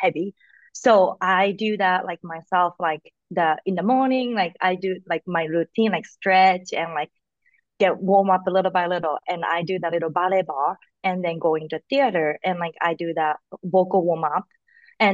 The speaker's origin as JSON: {"language": "English", "region": "Fukuoka", "country": "Japan", "second_language": "English", "moved": "yes", "lives_now": "New York, United States", "said": "I'm from Japan, like so my family is like everybody in Japan"}